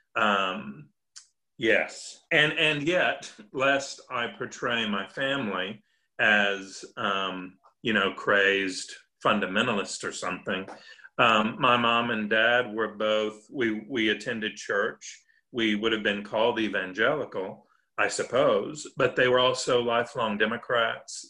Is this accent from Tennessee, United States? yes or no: yes; Nashville, Tennessee, United States; also born or lived in Northern Ireland / France; I am of Nashville. I mean, I am from Nashville.